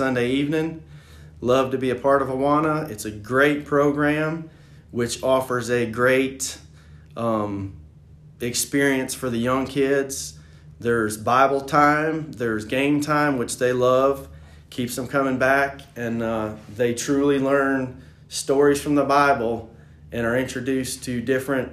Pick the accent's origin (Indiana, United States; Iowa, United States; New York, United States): New York, United States; upstate; moved away as an adult; now in Greenville, United States; I grew up in upstate New York